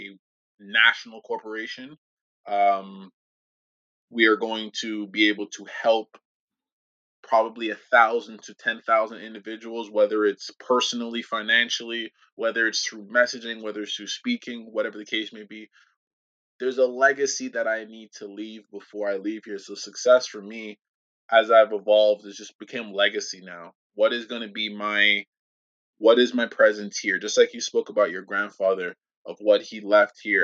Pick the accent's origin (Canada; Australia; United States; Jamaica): Jamaica; moved away; I grew up in Jamaica country